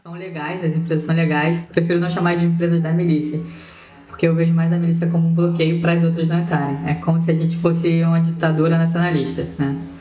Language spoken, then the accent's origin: Portuguese; Rio de Janeiro, Brazil; also born or lived in Northeast Brazil; como a maioria das pessoas que moram em Rio das Pedras, eu vim do Nordeste, né? Minha família veio em busca de oportunidades